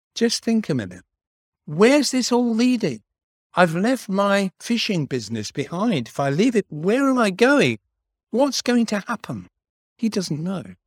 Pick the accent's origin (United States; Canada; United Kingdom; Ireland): United Kingdom; London; moved away; I was born in South London.